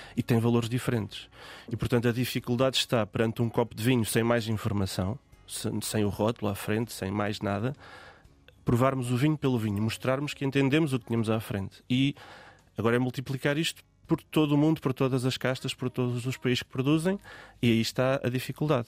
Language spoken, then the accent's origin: Portuguese; Guarda, Centro, Portugal; eu sou da Guarda